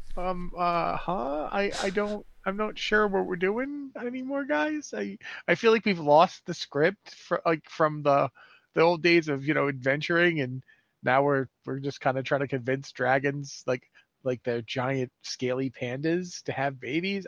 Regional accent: United States; moved away as an adult; now in Canada; I am from the United States

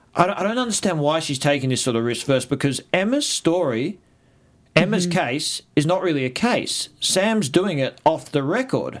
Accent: Australia; I'm an Australian.

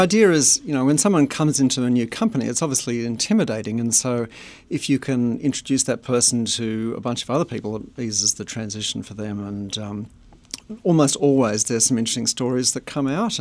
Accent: Australia; moved away as an adult; also born or lived in Boulder, Colorado; now in United States; Does my accent give it away? Um, yes, I'm from Australia. But we've been here as of last week, I think, um, twenty-three years

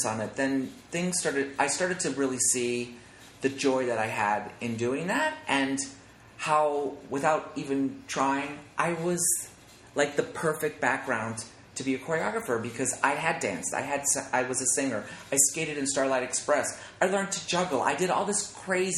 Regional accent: Scranton, Pennsylvania, United States; I was singing in rock bands when I was growing up in Scranton, Pennsylvania

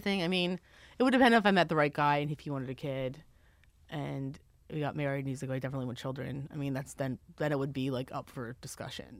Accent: Maryland, United States; I'm from Maryland

